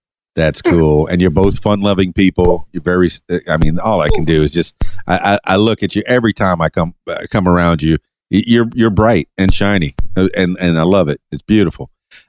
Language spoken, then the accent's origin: English; Miami, Florida, United States; now in Conway, United States; and I'm a big city boy. I'm from Miami, and I moved here to Conway, and wow, what a difference.